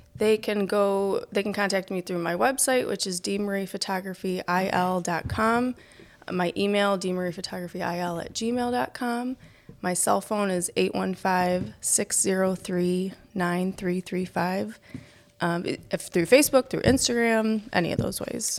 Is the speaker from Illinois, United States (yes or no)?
yes; New Lenox, Illinois, United States; moved away as an adult; also born or lived in Mokena, Illinois; now in Manhattan, Illinois, United States; I grew up in New Lenox